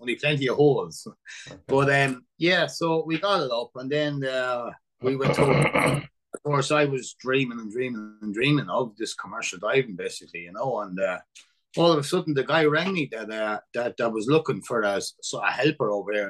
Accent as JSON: {"language": "English", "town": "Moate", "region": "Leinster", "country": "Ireland", "said": "I'm originally from Moat, and I moved in that club when I was 10"}